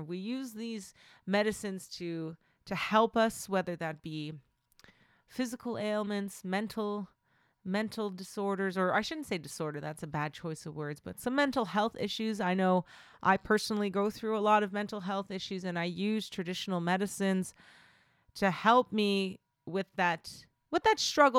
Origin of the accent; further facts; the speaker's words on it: Manitoba, Canada; I am from the Fish Clan, and my home community is Broken Head Ojibwe Nation.